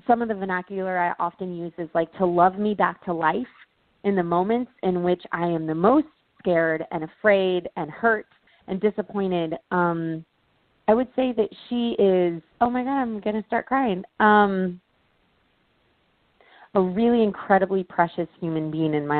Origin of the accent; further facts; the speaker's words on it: Texas, United States; moved away as an adult; also born or lived in California; Growing up in America, growing up in Texas